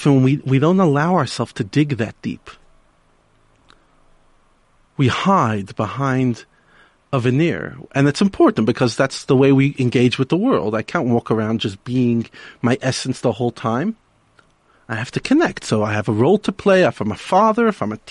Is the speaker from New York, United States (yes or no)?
yes; New York City, New York, United States; one of the rabbis I grew up with in Brooklyn, in New York.